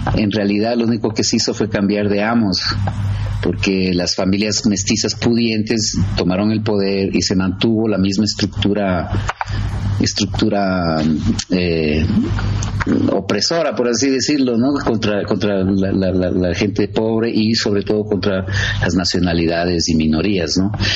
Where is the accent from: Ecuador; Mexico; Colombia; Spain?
Ecuador; Quito, Pichincha; also born or lived in United States; nací aquí. Sí, soy, soy quiteño